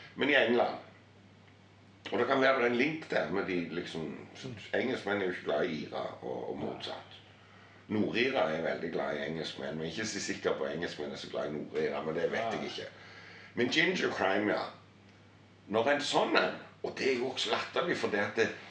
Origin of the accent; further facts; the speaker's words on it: Harstad, Troms, Norway; jeg er liksom fra, fra Nord-Norge. Harstad